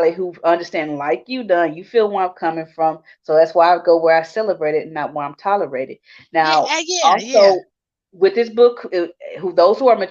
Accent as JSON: {"language": "English", "town": "Houston", "region": "Texas", "country": "United States", "tie": "born or raised there", "said": "I grew up in Houston, a melting pot. We have it all down here"}